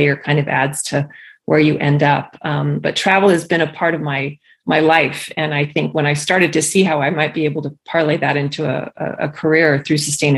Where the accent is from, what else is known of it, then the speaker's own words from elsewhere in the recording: Key West, Florida, United States; born there; also born or lived in Biloxi, Mississippi / Ankara, Turkey; And so I was born in Key West, Florida, and I moved to Biloxi, Mississippi, and then I moved to Ankara, Turkey, and it just kept going and going and going.